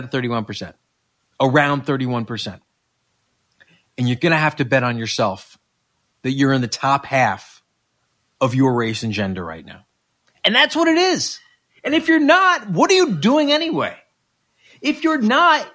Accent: Westchester, New York, United States; I grew up in Westchester

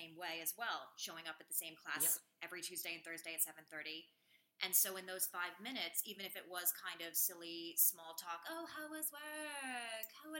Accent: New York City, New York, United States; I'm from New York City, born and raised.

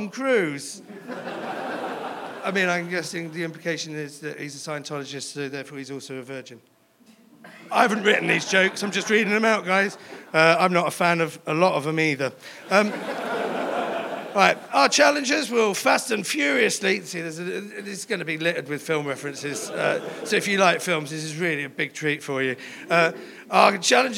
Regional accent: London, United Kingdom; I'm from London as well.

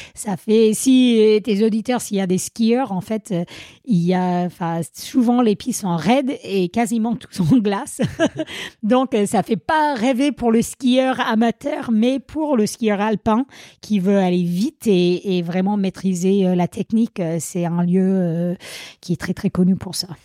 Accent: Vermont, United States; French is a second language; moved away as an adult; also born or lived in Grenoble, France; now in Servoz, France; je viens des États-Unis, l'État du Vermont plus précisément

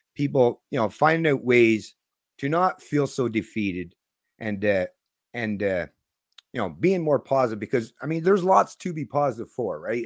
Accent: Canada; I'm still a Canadian libertarian

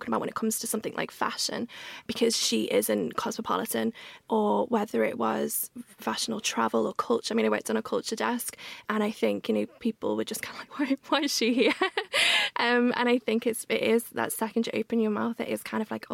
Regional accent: Liverpool, North West England, United Kingdom; accent: Scouse; moved away as an adult; also born or lived in London; now in Liverpool, United Kingdom; So my Scouse accent is very much there now

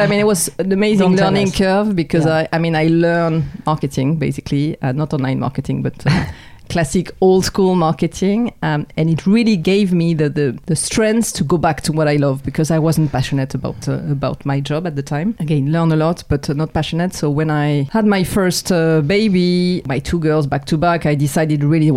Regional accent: near Montpellier, Occitania, France; English is a second language; moved away as an adult; now in Hong Kong; I'm a girl from the South, so raised and born near Montpellier

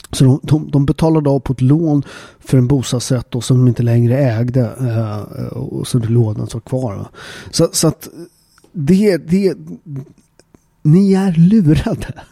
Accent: Upplands Väsby, Stockholm County, Sweden; jag är ju uppväxt i Upplands Väsby. Eh, som en förort, förort utanför Stockholm.

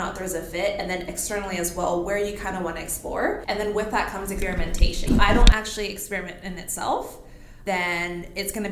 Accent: Calgary, Alberta, Canada; also born or lived in Edmonton; I was born in Edmonton, raised in Calgary

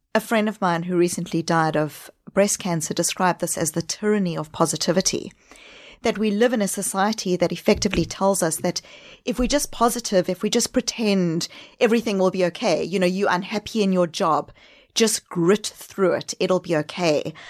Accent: South Africa; accent: backpacking accent; also born or lived in New Zealand / Australia; now in Boston, United States; Home is Boston, but I grew up in South Africa

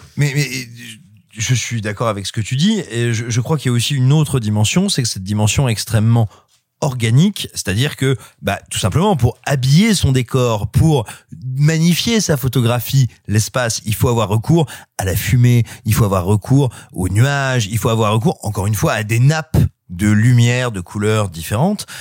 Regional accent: France; j'ai grandi, j'ai grandi tout près de Malicorne, qui est un petit village à nul autre pareil.

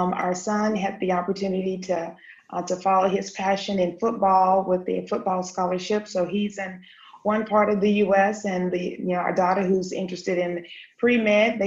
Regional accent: North Carolina, United States; now in Stuttgart, Germany; I'm from North Carolina as well

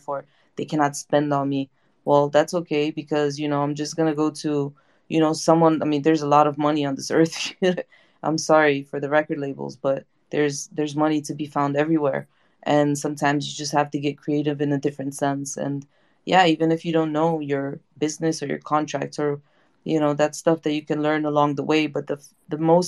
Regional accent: United States; I grew up in the States

